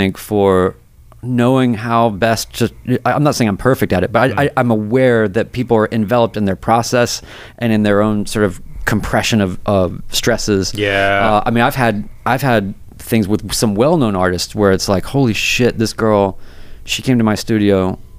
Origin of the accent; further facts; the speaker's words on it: North Carolina, United States; also born or lived in New York / Seattle / Nashville; I'm from North Carolina. I lived in New York. I've lived in Seattle, lived in Nashville, whatever.